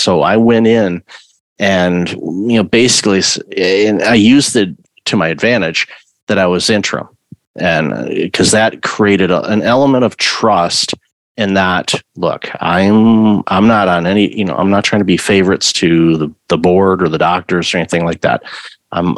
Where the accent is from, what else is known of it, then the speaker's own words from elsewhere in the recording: Michigan, United States; I grew up in Michigan